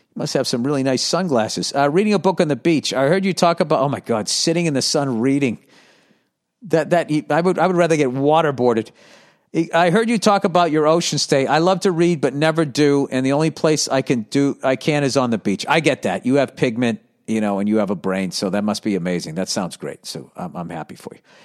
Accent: United States; as an American

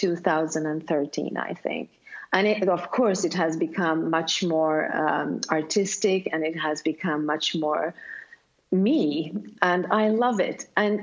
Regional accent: Sweden; first language Swedish; English is a second language; since I am from Sweden, then Swedish is my first language

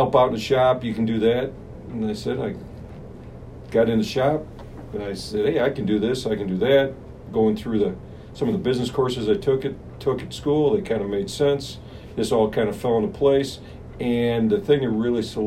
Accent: Morton Grove, Illinois, United States; North Side. Born and raised in Morton Grove, Illinois

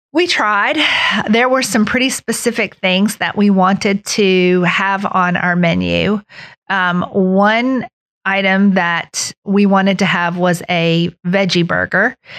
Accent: Beckley, West Virginia, United States; also born or lived in Charleston, South Carolina; I grew up here in Beckley

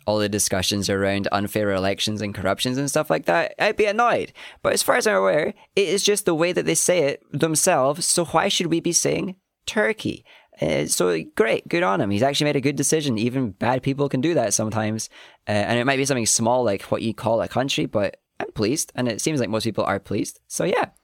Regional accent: Scotland, United Kingdom; we're Scottish

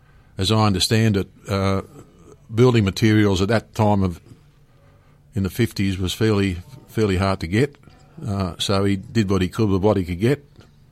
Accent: Germany; born there; I was born in Germany in 1948. My parents were of Ukrainian background and found themselves in Germany during the war as in forced labour camps.

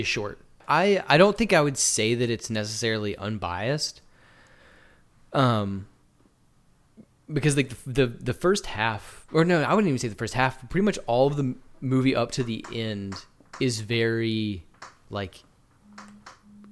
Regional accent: West Virginia, United States; my hometown in West Virginia

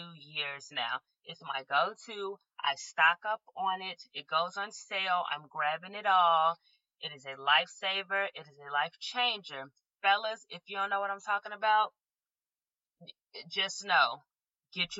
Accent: Chicago, Illinois, United States; now in Los Angeles, United States; I'm from Chicago

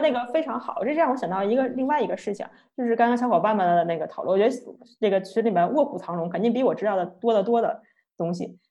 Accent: China; 作为一个土生土长二十多年的中国人

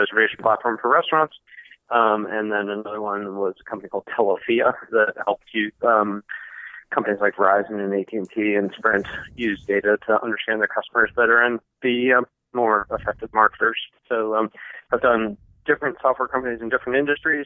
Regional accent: East Coast, United States; moved away as an adult; now in San Francisco, United States; I grew up on the East Coast, so not in farming country

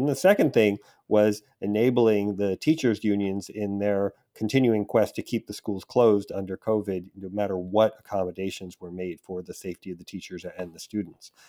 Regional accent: New York City, New York, United States; I grew up in New York, in Queens specifically, and I took the subway to Manhattan every day in high school

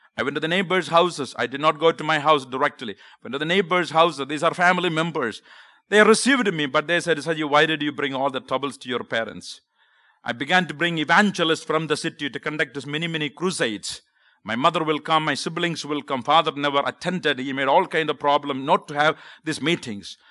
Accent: Kerala, India; accent: Southern; English is a second language; moved away as an adult; now in United States; I grew up in South India, the state called Kerala.

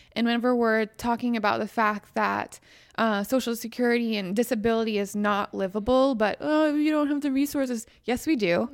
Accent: Western Pennsylvania, United States; moved away; also born or lived in West Virginia; I grew up in Western Pennsylvania in a Republican household

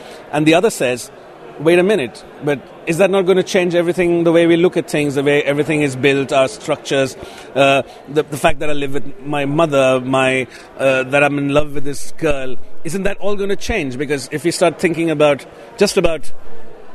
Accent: Mumbai, Maharashtra, India; growing up in Bombay in a slightly popular area outside Bombay in a suburb

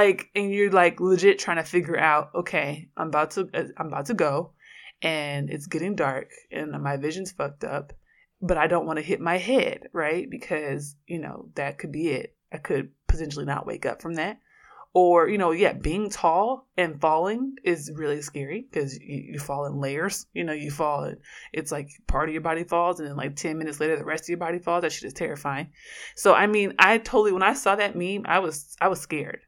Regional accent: Oakland, California, United States

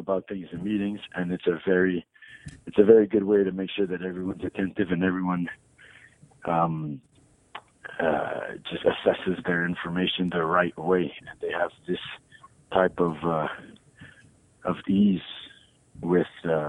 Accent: Montreal, Quebec, Canada; I grew up in Montreal

